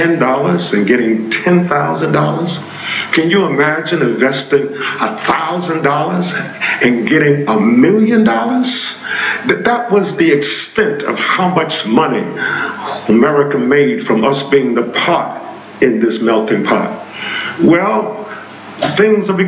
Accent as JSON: {"language": "English", "country": "United States", "said": "we as African Americans"}